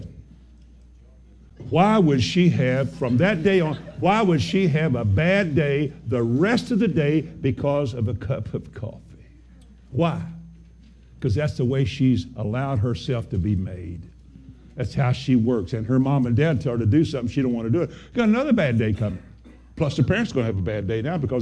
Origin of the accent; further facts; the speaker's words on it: Kentucky, United States; I'm from Kentucky.